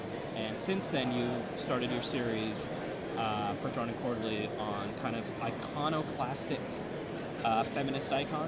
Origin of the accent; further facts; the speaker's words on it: Tasmania, Australia; I don't do anything wrong. I'm from Tasmania.